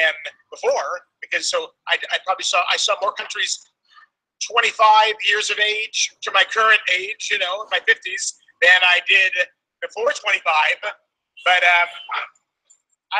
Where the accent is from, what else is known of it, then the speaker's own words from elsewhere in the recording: Greece; I'm from Greece